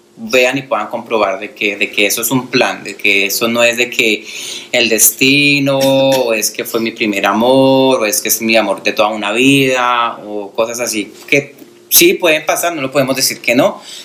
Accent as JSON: {"language": "Spanish", "country": "Colombia", "moved": "yes", "lives_now": "United States", "said": "soy colombiano, radicado en los Estados Unidos ya hace 19 años"}